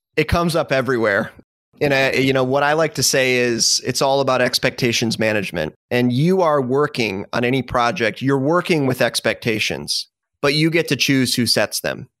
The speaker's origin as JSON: {"language": "English", "region": "Michigan", "country": "United States", "tie": "born or raised there", "also_born_or_lived": "Dallas, Texas", "moved": "as an adult", "lives_now": "Tampa, United States", "said": "originally born and raised in the Midwest, Michigan specifically"}